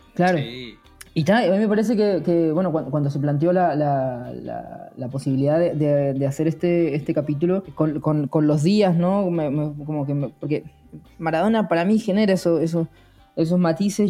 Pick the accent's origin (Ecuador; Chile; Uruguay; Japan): Chile; Patagonia; moved away; also born or lived in Río de la Plata; no soy argentino, ¿no? Lo, lo, veo desde, lo veí desde Chile, desde la Patagonia